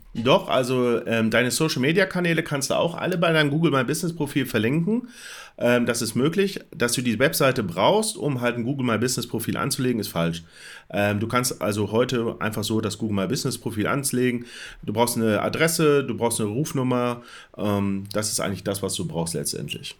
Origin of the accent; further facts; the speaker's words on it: Bielefeld, North Rhine-Westphalia, Germany; ich komme aus Bielefeld, ähm, das Büro ist in Herford